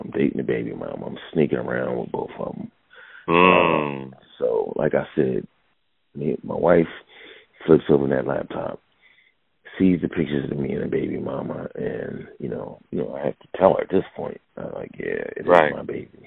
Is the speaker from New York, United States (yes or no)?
no; Philadelphia, Pennsylvania, United States; I'm from Philadelphia